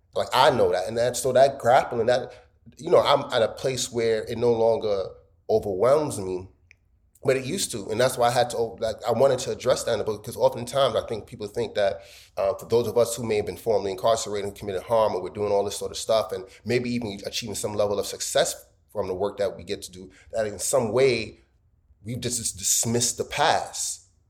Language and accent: English; New York City, New York, United States; I'm American. I was born here. Of course, I, I, brag about Brooklyn